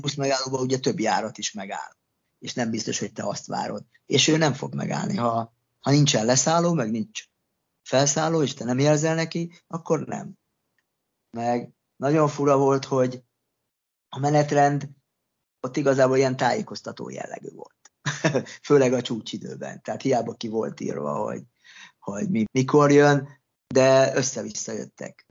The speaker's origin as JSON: {"language": "Hungarian", "country": "Hungary", "also_born_or_lived": "Australia", "moved": "as an adult"}